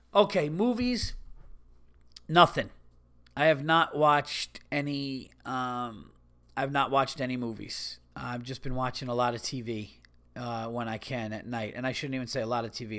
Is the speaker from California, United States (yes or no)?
no; New York, United States; growing up in New York